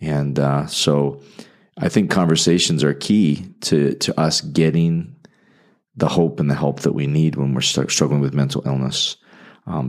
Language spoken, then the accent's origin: English; Calgary, Alberta, Canada; moved away as an adult; also born or lived in Indianapolis; now in Fort Wayne, United States; I'm from Western Canada, so if I talk funny, it's because I'm from the Calgary, Alberta area near the Rocky Mountains